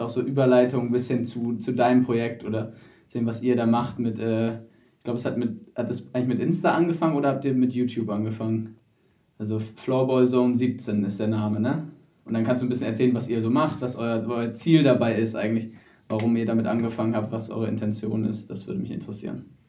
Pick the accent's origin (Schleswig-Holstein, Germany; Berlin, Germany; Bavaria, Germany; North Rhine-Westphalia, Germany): Schleswig-Holstein, Germany; Wedel; ich komme aus Wedel